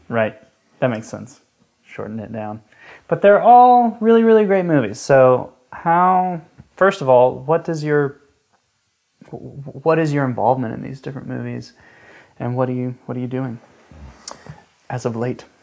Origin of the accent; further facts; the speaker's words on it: Atlanta, Georgia, United States; now in Tennessee, United States; I grew up in Atlanta